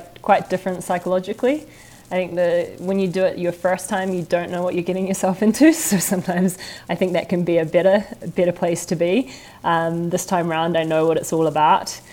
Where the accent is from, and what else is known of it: New Zealand